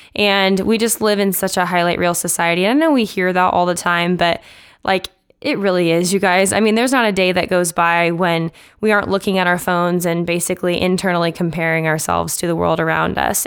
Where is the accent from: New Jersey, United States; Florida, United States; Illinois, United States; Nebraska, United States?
Nebraska, United States; Omaha; moved away; Growing up in Omaha, Nebraska, which is where I'm from